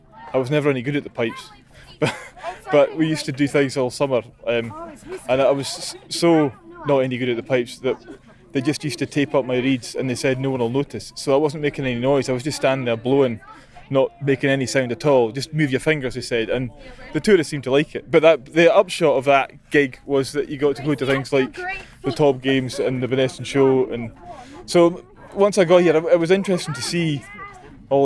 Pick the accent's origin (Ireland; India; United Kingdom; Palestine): United Kingdom; Iona, Scotland; I grew up in the Clumber Hotel.